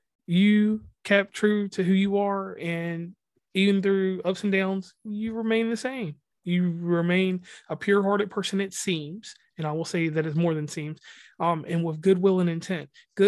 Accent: West Virginia, United States; Once again … from West Virginia and Commonplace.

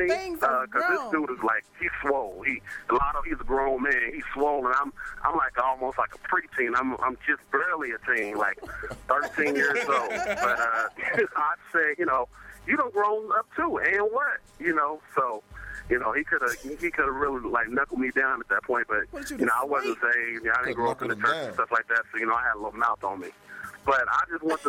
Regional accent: Lawton, Oklahoma, United States; now in Columbus, United States; I'm originally from Lawton, Oklahoma, but I'm currently stuck up here in cold Columbus, Ohio.

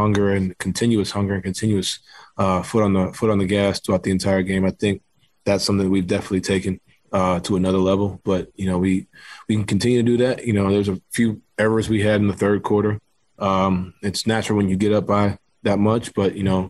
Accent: New York City, New York, United States; moved away; I grew up playing basketball in New York City

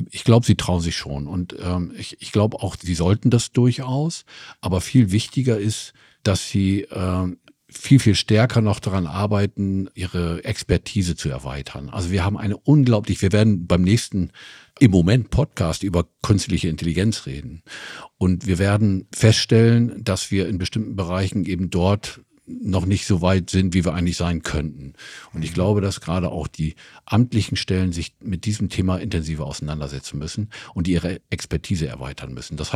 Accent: Oldenburg, Lower Saxony, Germany; ich komme aus Oldenburg

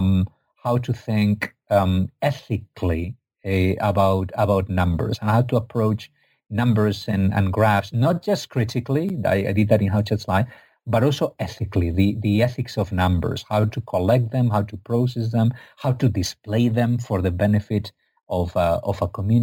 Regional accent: Spain; I'm from Spain, not from Egypt.

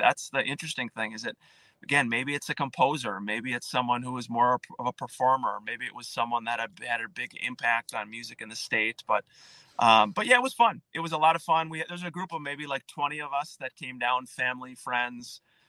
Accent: New Prague, Minnesota, United States; We had great bands growing up in New Prague.

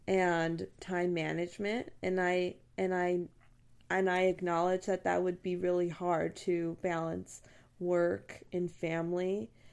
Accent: Texas, United States; I'm from Texas

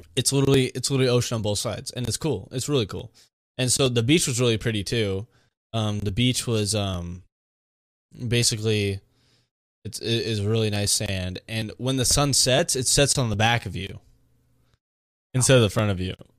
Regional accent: Monterey, California, United States; I'm from Monterey

